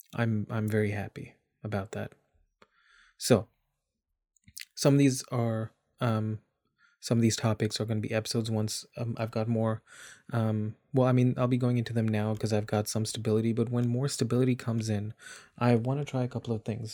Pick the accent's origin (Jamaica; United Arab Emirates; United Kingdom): United Arab Emirates; Dubai; moved away as an adult; also born or lived in India; now in Canada; I was born in India. I grew up in Dubai, and I've lived in Canada for a good chunk of my adulthood.